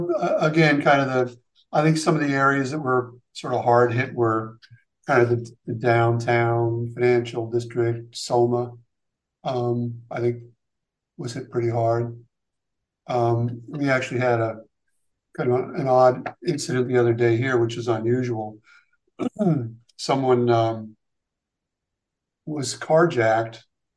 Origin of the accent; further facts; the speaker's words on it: Hawaii, United States; born there; also born or lived in Seattle / California / Afghanistan / Long Island, New York; I was actually born out west. I was born in Hawaii. We moved around a lot when I was younger.